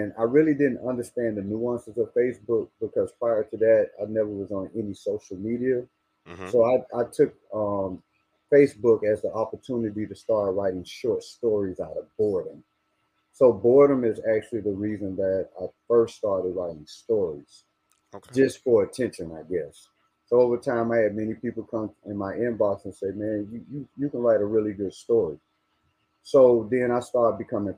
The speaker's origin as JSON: {"language": "English", "town": "Miami", "region": "Florida", "country": "United States", "tie": "born or raised there", "also_born_or_lived": "West Palm Beach, Florida", "said": "I moved from West Palm Beach when I was 2 years old to Miami"}